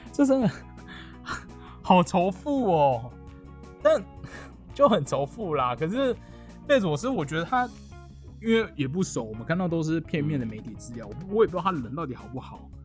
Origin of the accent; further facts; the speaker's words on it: Taiwan; 身为台湾人